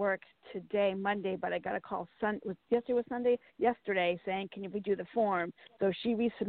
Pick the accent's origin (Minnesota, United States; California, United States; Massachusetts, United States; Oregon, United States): Massachusetts, United States; Boston; I was born in Boston, Massachusetts at 12:10 p.m., I believe.